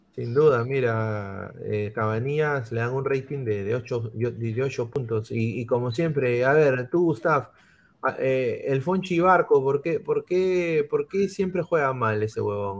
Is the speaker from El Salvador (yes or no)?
no; Lima, Peru; todos acá somos de Lima.